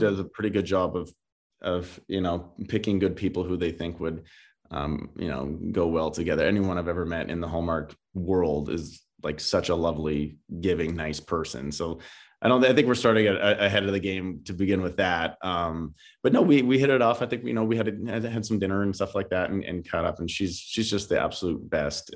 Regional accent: Paradise Hill, Saskatchewan, Canada; moved away as an adult; now in Los Angeles, United States; my hometown has, um, five hundred people in it

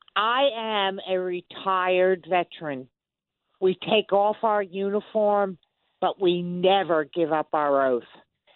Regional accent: South New York, United States; I'm from South New York.

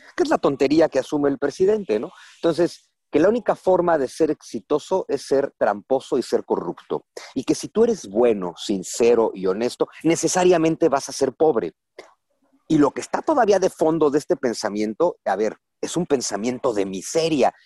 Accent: Mexico; somos un pueblo conquistado los mexicanos

